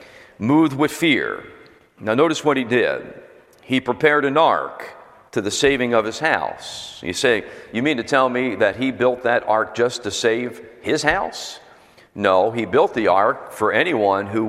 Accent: Philadelphia, Pennsylvania, United States; also born or lived in Florida; now in New Jersey, United States; I was born and raised in Pennsylvania, Philadelphia born and raised in that area

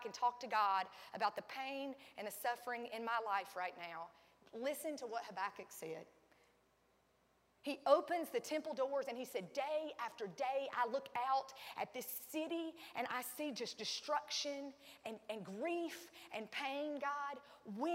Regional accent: Sandy Ridge, North Carolina, United States; I was raised in Sandy Ridge, North Carolina. We say holler.

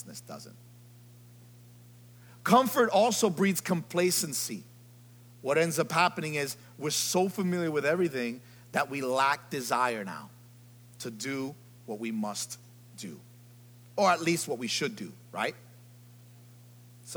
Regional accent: New York City, New York, United States; I'm from the Bronx

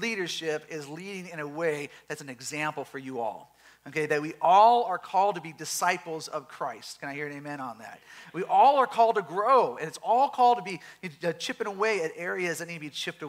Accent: Southern California, United States; We are from Southern California

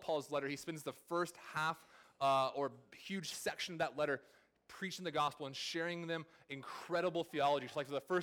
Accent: California, United States; moved away; I'm from California

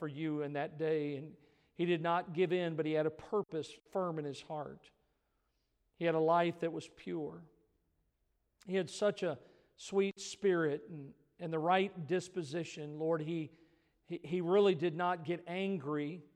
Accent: Missouri, United States; I grew up in Missouri, the show me state.

